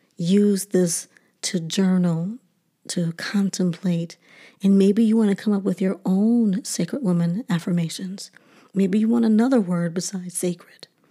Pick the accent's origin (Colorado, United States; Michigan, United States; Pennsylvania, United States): Michigan, United States; Detroit; a little black girl growing up in Detroit